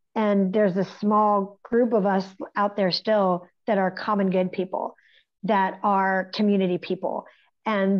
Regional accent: West Virginia, United States; Growing up in West Virginia, this is where I got my theater experience

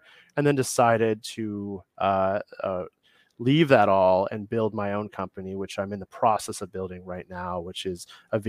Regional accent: Midwest, United States; I'm from the Midwest

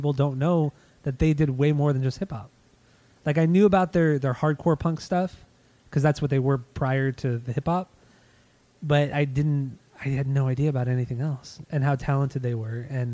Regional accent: New York, United States; I'm from New York. A lot of Italians there.

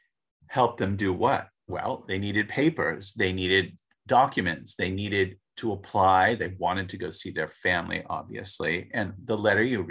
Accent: Los Angeles, California, United States; I grew up in Los Angeles

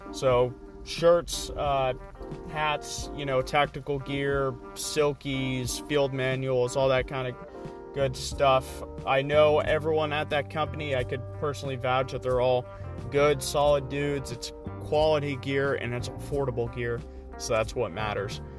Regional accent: California, United States; I'm from California, right? So I just moved back back home up north

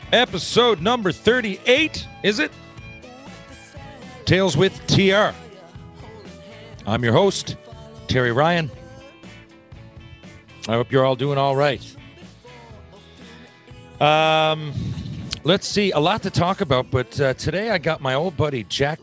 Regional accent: St. John's, Newfoundland and Labrador, Canada; I played in my hometown, St. John's.

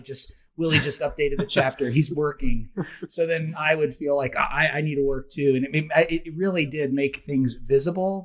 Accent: Oklahoma, United States; moved away; I grew up in Oklahoma, uh, which is Indian country, Indian territory

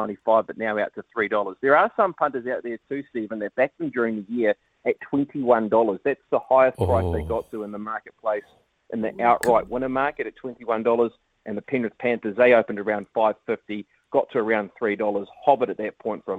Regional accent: Hawke's Bay, New Zealand; I grew up in the Hawke's Bay

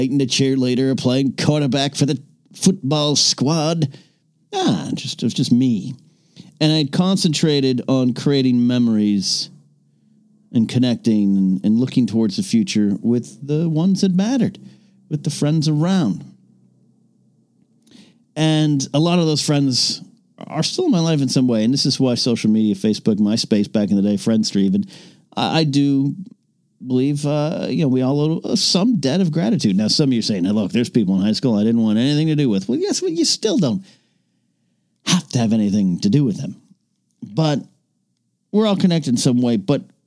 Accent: Arroyo Grande, California, United States; my hometown, of course, is Arroyo Grande, California

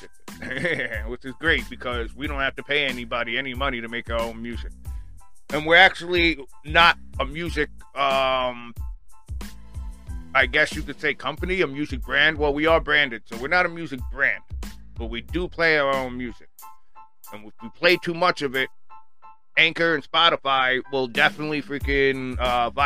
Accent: Long Island, New York, United States; from Long Island, New York. My hometown

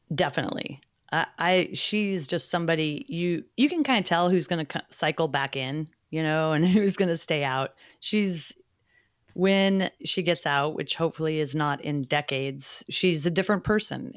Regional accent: Alaska, United States; I grew up on the West Coast, in Alaska specifically.

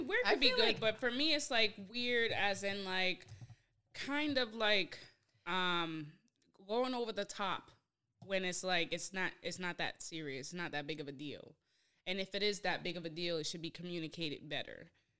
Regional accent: Boston, Massachusetts, United States; I'm not from New York. I'm from Boston. From Boston? Yep. Born and raised.

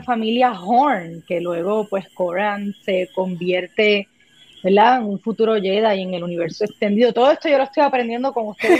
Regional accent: Puerto Rico; soy una actriz puertorriqueña, llevo haciendo eh, teatro y cine en Puerto Rico muchos años

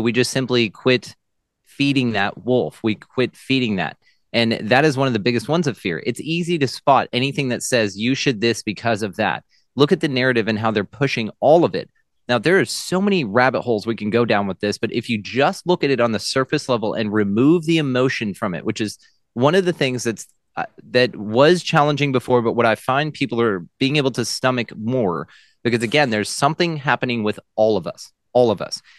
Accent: Texas, United States; I am a Texan.

